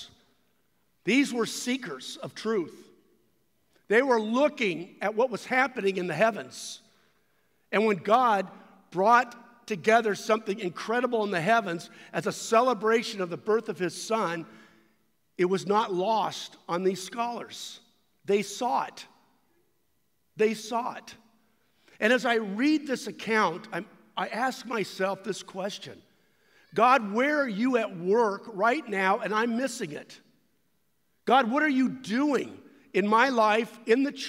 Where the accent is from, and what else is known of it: United States